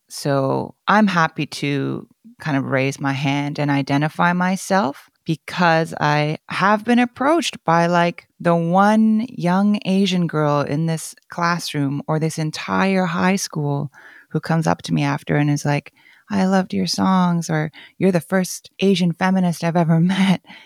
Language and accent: English; Canada; first language Korean; English is a second language; growing up in Canada